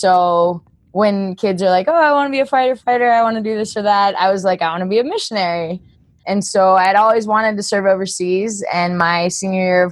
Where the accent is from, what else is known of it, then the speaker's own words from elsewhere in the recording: United States; accent: American; also born or lived in Kazakhstan; I sound very American